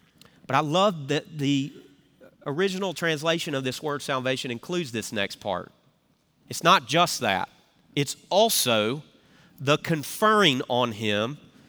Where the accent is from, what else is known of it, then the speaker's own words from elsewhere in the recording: the South, United States; growing up in the South, this word salvation is something we talk about.